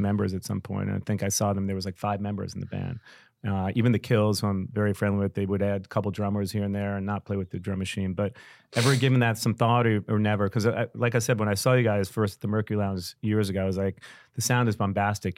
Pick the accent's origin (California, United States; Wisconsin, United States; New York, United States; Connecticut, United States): New York, United States; New York City; I'm a New Yorker.